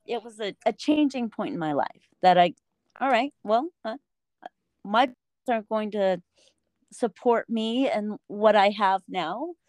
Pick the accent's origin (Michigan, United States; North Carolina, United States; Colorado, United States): Colorado, United States; Denver; I'm from Denver, Colorado.